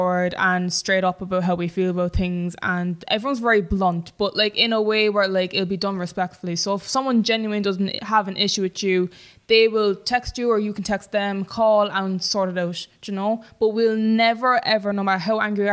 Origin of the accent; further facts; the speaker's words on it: Cork, Munster, Ireland; I was from Cork